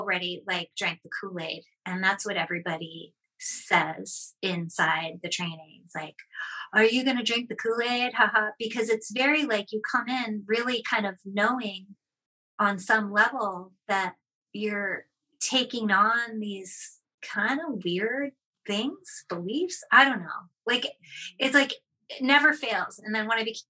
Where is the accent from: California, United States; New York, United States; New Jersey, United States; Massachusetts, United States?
Massachusetts, United States; Boston; moved away as an adult; also born or lived in Seattle; I'm from Boston, and then I moved to Seattle